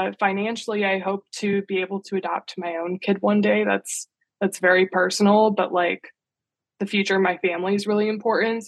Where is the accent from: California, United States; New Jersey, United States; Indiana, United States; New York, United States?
Indiana, United States; moved away as an adult; now in Washington, D.C., United States; I grew up in Indiana.